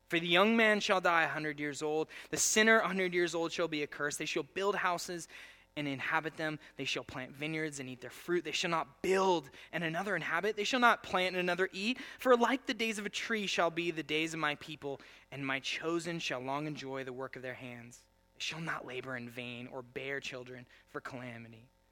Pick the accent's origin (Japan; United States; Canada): United States; I'm the only American